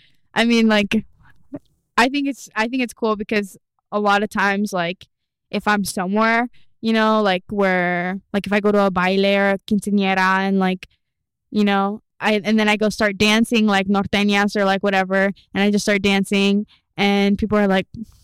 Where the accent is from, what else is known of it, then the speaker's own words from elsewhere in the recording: Kearney, Nebraska, United States; now in Lexington, United States; Born in Kearney